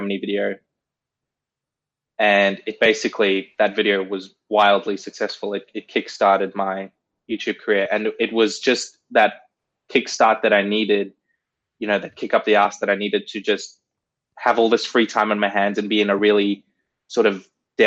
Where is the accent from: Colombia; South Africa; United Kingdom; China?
South Africa; I was born in South Africa